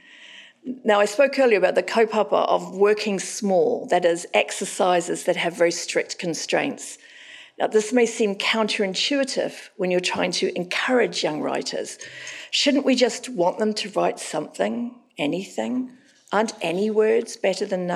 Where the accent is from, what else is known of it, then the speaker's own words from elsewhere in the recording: Auckland, New Zealand; moved away; Now I'm living back in Auckland, my hometown.